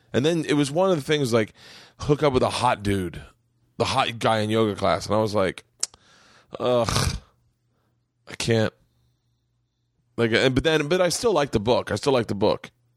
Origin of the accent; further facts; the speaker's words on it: Florida, United States; I grew up in Florida